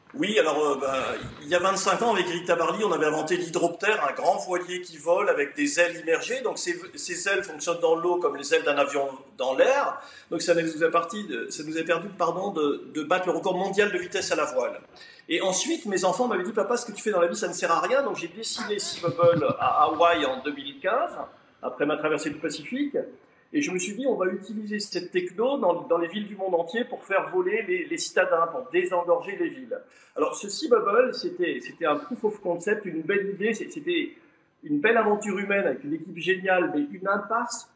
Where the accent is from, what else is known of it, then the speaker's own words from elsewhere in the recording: France; moved away as an adult; also born or lived in Paris; now in Switzerland; je suis français, j'aime mon pays